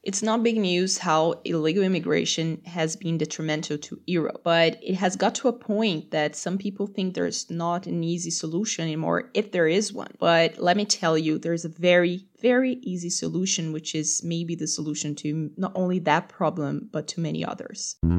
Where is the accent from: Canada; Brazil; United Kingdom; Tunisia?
Brazil; I'm from Brazil